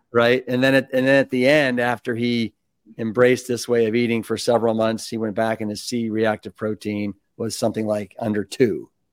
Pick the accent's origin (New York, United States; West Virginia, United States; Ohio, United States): Ohio, United States; Cleveland; moved away as an adult; also born or lived in Austin, Texas; I grew up in Cleveland